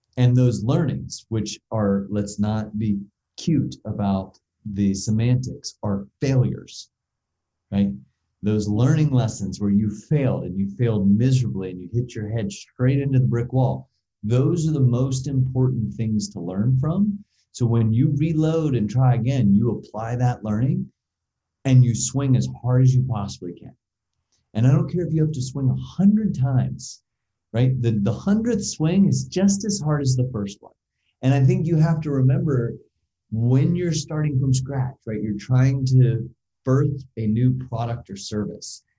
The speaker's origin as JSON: {"language": "English", "country": "United States", "said": "we as an American society"}